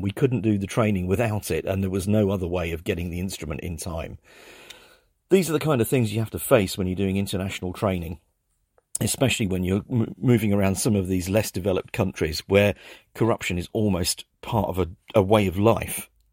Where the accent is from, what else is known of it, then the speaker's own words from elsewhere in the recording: England, United Kingdom; I'm English